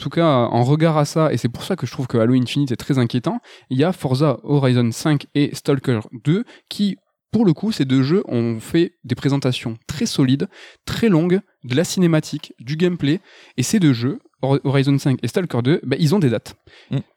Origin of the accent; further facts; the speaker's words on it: France; enfin nous en tant que Français on adore le Arkane Lyon